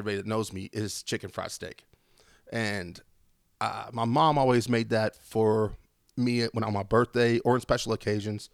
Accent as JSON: {"language": "English", "town": "Wolfforth", "region": "Texas", "country": "United States", "tie": "born or raised there", "said": "growing up in Wolfworth"}